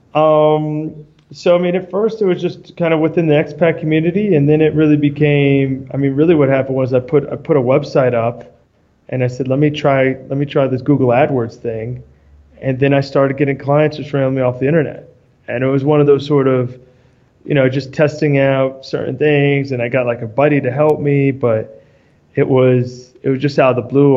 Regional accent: New York, United States; moved away as an adult; also born or lived in Argentina; I'm from New York originally.

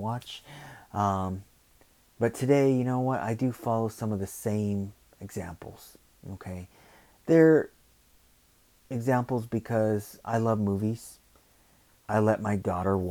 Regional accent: Los Angeles, California, United States; growing up in South Central most of my life

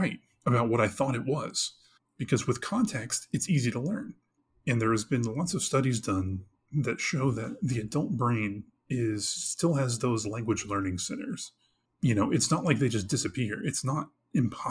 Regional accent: Texas, United States; I growing up in Texas

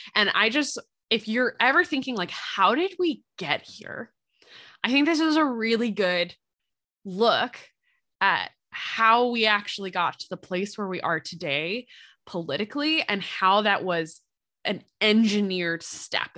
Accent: Philadelphia, Pennsylvania, United States; accent: Philly; now in Indiana, United States; moving back to Pennsylvania, if we end up going what we call down the shore, um, in the Philly area

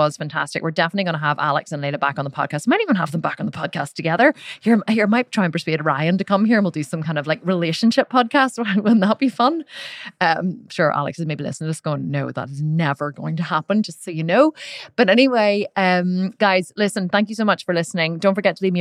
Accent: Ireland; I'm Irish

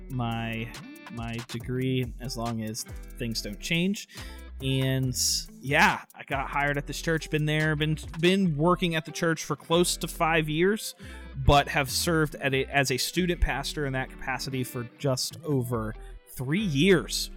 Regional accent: Tampa, Florida, United States; moved away as an adult; now in North Carolina, United States; I am originally from Tampa, Florida. Grew up there

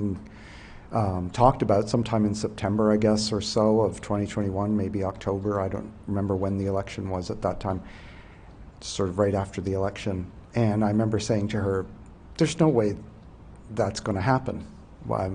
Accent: New Brunswick, Canada; I'm from Behar, New Brunswick, and I'm a civil servant in the federal government

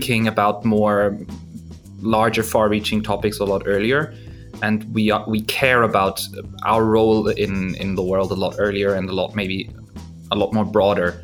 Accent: Germany; moved away as an adult; also born or lived in Mexico / Australia; I was born in Germany. I grew up there for most of my time.

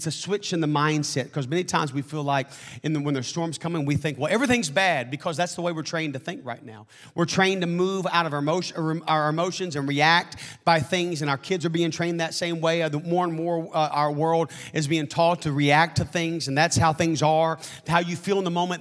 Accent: Arkansas, United States; I'm from Arkansas.

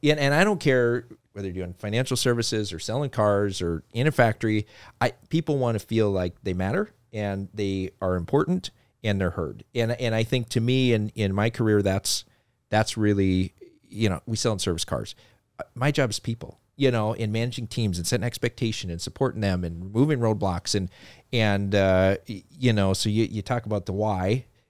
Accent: Fargo, North Dakota, United States; born there; I was born in Fargo, North Dakota. So everybody doesn't know I'm from North Dakota.

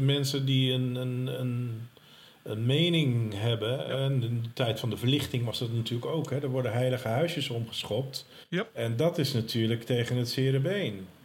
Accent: Walingsdijk, between Ursem and De Goorn, North Holland, Netherlands; Ik ben geboren op Walingsdijk 99

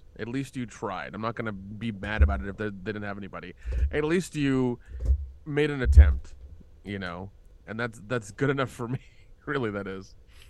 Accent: the South, United States; it's funny when I tell people I'm from the South, they're like, "You don't sound like it." I'm like, "I killed that accent years ago."

